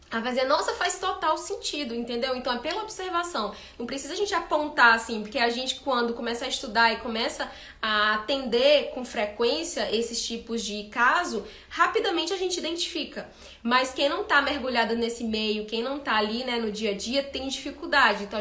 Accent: Ceará, Brazil; now in Belo Horizonte, Brazil; Eu sou do Ceará e eu vim aqui para Belo Horizonte.

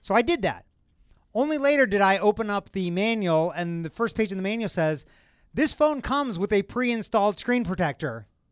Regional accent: Kentucky, United States; moved away; I'm from Kentucky

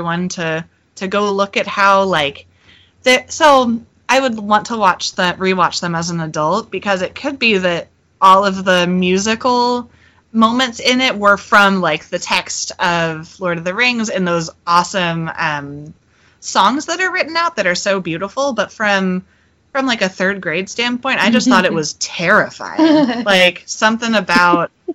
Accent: Ojai, California, United States; my hometown, in my hippie dip hometown of Ojai, California

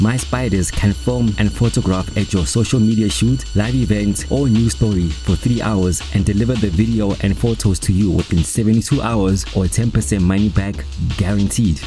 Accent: Pretoria, Gauteng, South Africa; recording from my hometown Pretoria, South Africa's beautiful capital city

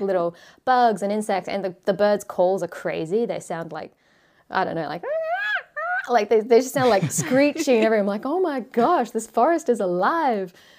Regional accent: Australia; moved away as an adult; now in Japan; growing up in Australia

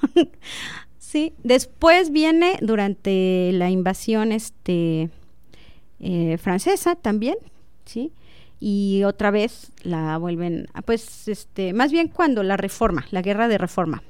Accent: Zitácuaro, Michoacán, Mexico; now in Celaya, Mexico; yo nací en Zitácuaro, Michoacán

